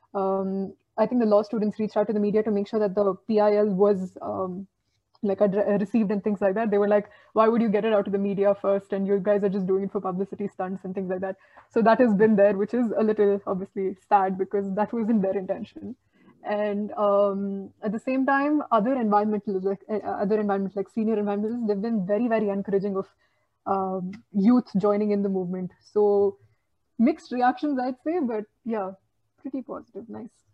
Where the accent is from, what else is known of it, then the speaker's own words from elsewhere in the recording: Bangalore, Karnataka, India; I'm from Bangalore